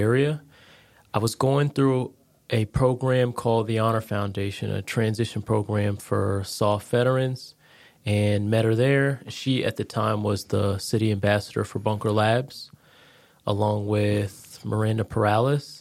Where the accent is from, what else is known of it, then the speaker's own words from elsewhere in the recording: Connecticut, United States; moved away as an adult; now in Jacksonville, United States; I'm originally from Connecticut, born and raised